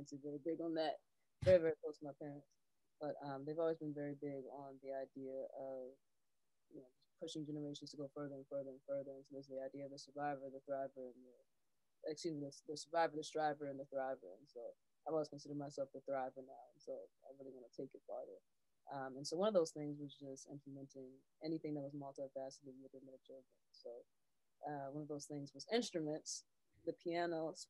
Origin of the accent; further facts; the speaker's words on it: New York City, New York, United States; also born or lived in Englewood, New Jersey; So I grew up back and forth between Inglewood, New Jersey and Harlem, New York